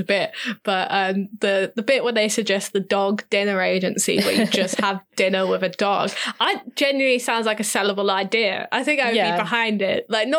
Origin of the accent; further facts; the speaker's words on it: Cornwall, South West England, United Kingdom; where I grew up in Cornwall